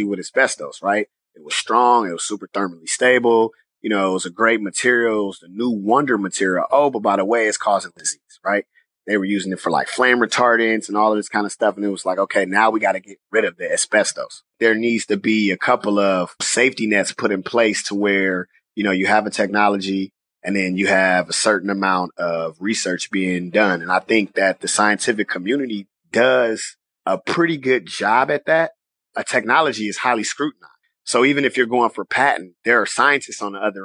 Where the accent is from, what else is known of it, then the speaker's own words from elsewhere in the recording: Richmond, California, United States; moved away as an adult; I'm just a kid from Richmond, California, graduated from John F. Kennedy High School on Cutting Boulevard, the south side of Richmond. And I've been there until I came here to go to college